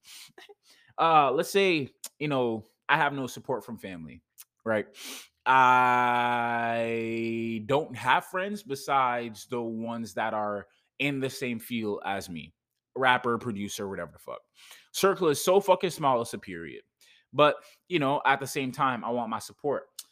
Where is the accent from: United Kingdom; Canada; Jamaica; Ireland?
Jamaica; I am from Jamaica